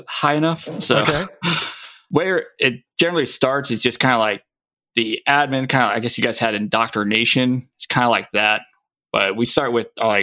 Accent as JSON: {"language": "English", "town": "La Mirada", "region": "California", "country": "United States", "tie": "born or raised there", "also_born_or_lived": "Joint Base Lewis-McChord, Washington", "moved": "yes", "lives_now": "Washington, United States", "said": "I was originally born in California around the La Mirada area."}